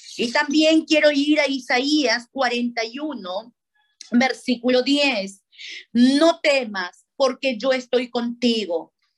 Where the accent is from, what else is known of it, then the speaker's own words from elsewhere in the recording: Paramonga, Lima, Peru; now in Lima, Peru; Yo soy de Paramonga, a cinco horas de la capital